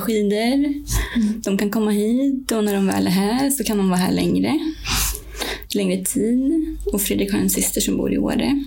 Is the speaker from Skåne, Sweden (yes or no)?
no; Värmland, Sweden; also born or lived in Swedish west coast; now in Östersund, Sweden; Jag kommer från Värmland från början och har bott många år på västkusten